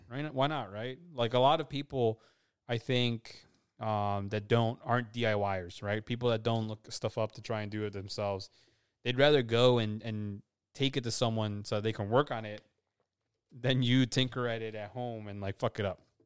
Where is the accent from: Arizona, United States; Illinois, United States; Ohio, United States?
Illinois, United States; we're from Illinois.